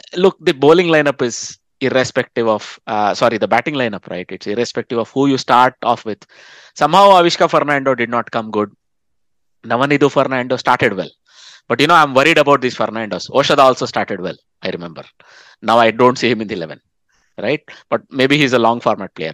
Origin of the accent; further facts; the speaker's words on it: India; moved away; I bring the Indian perspective as an Indian expat